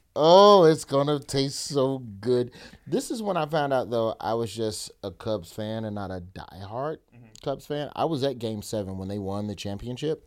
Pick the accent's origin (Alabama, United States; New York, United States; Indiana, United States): Alabama, United States; growing up in Alabama